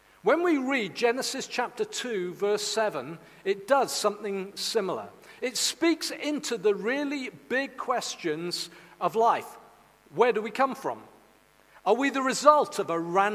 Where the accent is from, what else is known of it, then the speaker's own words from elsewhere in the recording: Caerleon, Wales, United Kingdom; also born or lived in Pengam, near Bargoed; I was born in the Lydia Bynum Maternity Hospital in Caerleon.